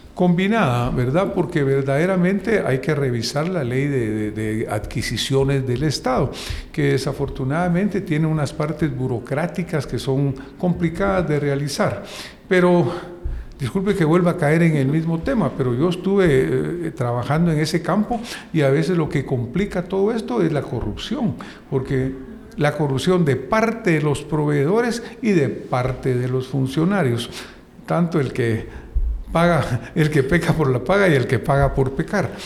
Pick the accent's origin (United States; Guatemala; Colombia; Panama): Guatemala; nosotros como guatemaltecos